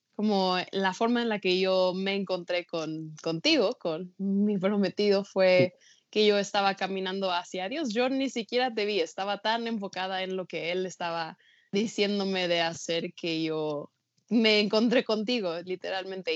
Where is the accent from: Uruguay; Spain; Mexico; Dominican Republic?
Mexico; pero yo nací y crecí en México, toda mi vida he vivido aquí